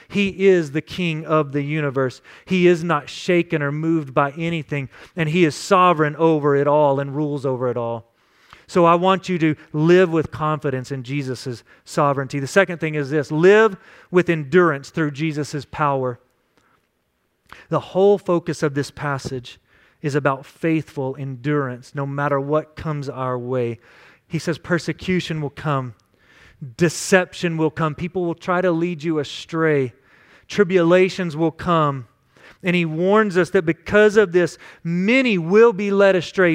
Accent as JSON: {"language": "English", "region": "West Texas", "country": "United States", "tie": "born or raised there", "said": "Growing up in West Texas"}